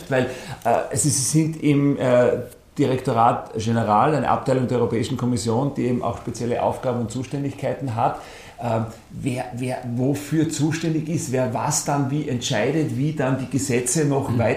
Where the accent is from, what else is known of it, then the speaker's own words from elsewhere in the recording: Austria; now in Belgium; Heißt natürlich auch dann nach Ablauf der Zeit, die ja jetzt schon mehrfach prolongiert wurde, äh, geht es aber nach Hause wieder dann irgendwann nach Österreich.